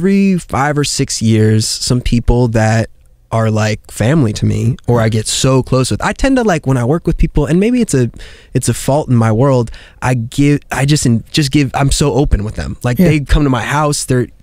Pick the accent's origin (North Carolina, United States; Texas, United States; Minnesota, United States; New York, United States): New York, United States; I'm from New York. I didn't drive till I was 23